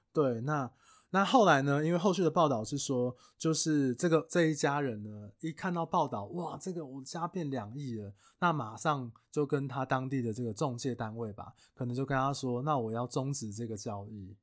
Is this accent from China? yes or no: no; Taiwan; 我们台湾人